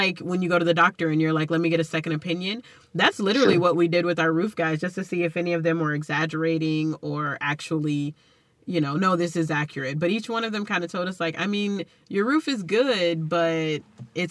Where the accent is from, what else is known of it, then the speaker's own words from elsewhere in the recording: Texas, United States; accent: Texas; my Texas accent